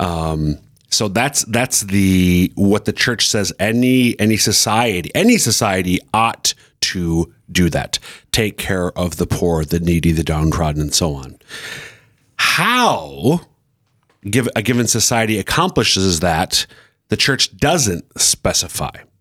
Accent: Central Minnesota, United States; now in Sioux Falls, United States; I'm from Central Minnesota

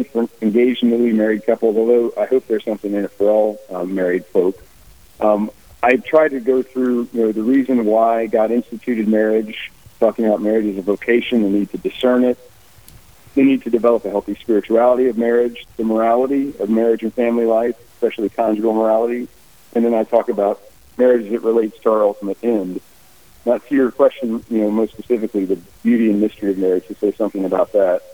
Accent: Cincinnati, Ohio, United States; moved away as an adult; also born or lived in North Carolina / St. Louis; I grew up in Cincinnati

